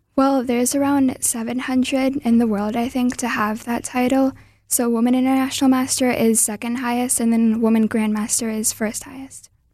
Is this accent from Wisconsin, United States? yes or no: yes; Wisconsin, United States; also born or lived in Milwaukee; I was born in Wisconsin